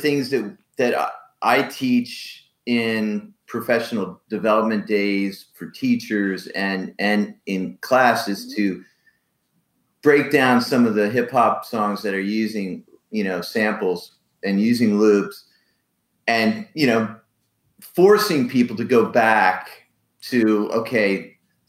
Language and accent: English; United States